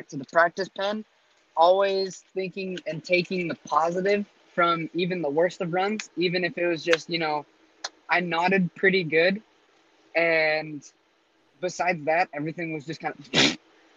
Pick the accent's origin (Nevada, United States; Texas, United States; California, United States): Nevada, United States; Las Vegas; also born or lived in Utah; I'm from Las Vegas, Nevada, but I do rodeo for the state of Utah, and Utah is the place that I really call home.